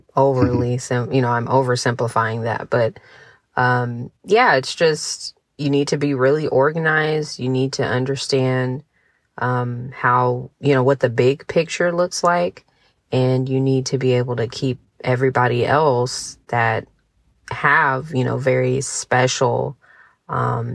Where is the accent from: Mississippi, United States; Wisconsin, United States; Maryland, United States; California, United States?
California, United States; San Diego; born or raised there; moved away as an adult; now in Montgomery, United States